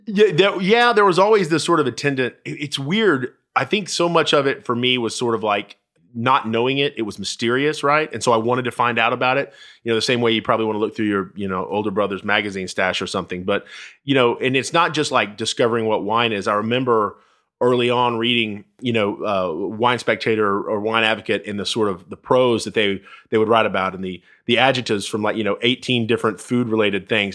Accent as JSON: {"language": "English", "town": "Dallas", "region": "Texas", "country": "United States", "tie": "born or raised there", "also_born_or_lived": "Bowie, Texas", "said": "I grew up in Dallas, and then my, my dad was a football coach, and so we, uh, we moved to a small town sorta outside Fort Worth, about, about an hour and a half away. Bowie"}